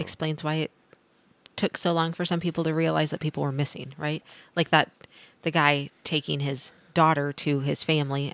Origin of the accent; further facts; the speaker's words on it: Missouri, United States; now in Kansas, United States; I'm from Missouri, so I'm a transplant